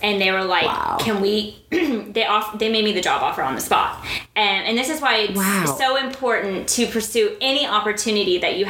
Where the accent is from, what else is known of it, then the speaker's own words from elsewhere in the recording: Dubai, United Arab Emirates; I was like, I'll be there. I'm from Dubai, but I will be there.